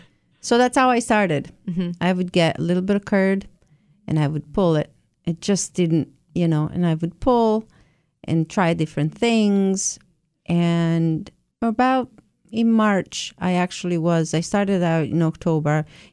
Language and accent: English; Italy; also born or lived in Chelmsford; now in Nantucket, United States; I was born and raised in Italy, yes.